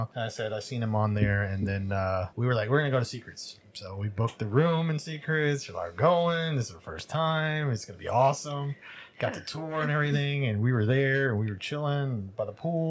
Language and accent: English; New Jersey, United States; And I was like, yeah, me too.